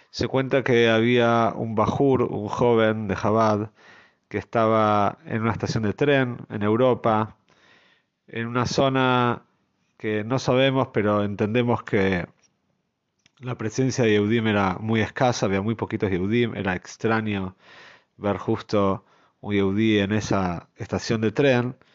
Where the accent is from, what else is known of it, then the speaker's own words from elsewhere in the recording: Jerusalem, Jerusalem District, Israel; yo nací en Mea Sheorim, como sabemos, uno de los barrios quizás eh, más conocidos en Jerusalén, conocido también por ser un barrio bastante cerrado.